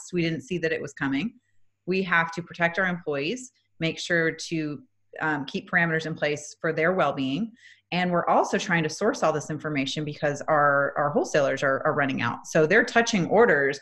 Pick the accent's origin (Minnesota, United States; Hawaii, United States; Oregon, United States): Minnesota, United States; now in Atlanta, United States; I'm originally from Minnesota. I live in Atlanta, Georgia.